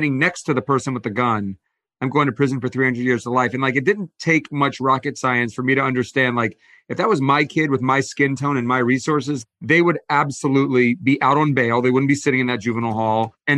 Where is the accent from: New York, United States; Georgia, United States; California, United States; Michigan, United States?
Georgia, United States; Atlanta; now in Los Angeles, United States; Yeah, I came out from Atlanta right after college